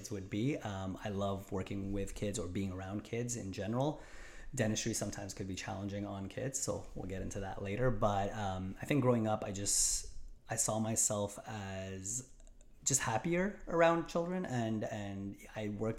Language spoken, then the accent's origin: English; Montreal, Quebec, Canada; moved away as an adult; also born or lived in Rochester, New York; I born and raised in Montreal, lived my whole life